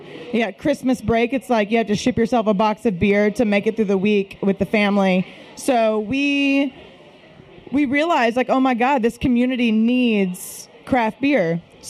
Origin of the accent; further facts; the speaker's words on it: Shreveport, Louisiana, United States; also born or lived in Washington, D.C.; my husband and I, we are from Shreveport, grew up here, and wanted to bring a brewery back to our hometown. So we, after college, and we lived in D.C. for a while